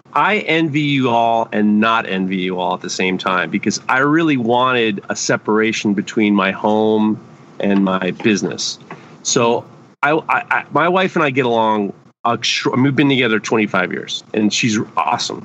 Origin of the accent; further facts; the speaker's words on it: New York City, New York, United States; When I was growing up in New York City, I used to clean the tree pits on Park Avenue